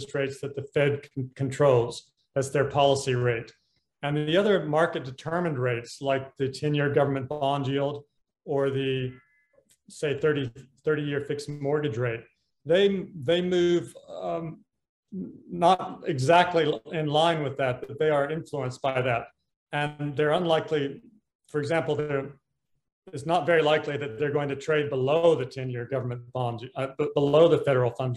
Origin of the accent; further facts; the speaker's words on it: United States; moved away as an adult; also born or lived in Hong Kong / London / Washington; I'm an American, but I have spent most of my career working in Asia. I moved to Hong Kong in 1986